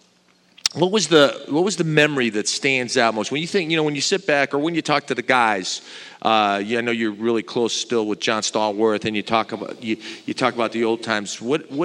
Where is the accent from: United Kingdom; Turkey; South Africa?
Turkey; moved away; I was born in Turkey